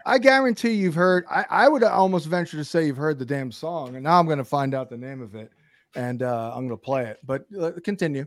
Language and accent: English; Brooklyn, New York, United States; moved away; I'm actually from Brooklyn originally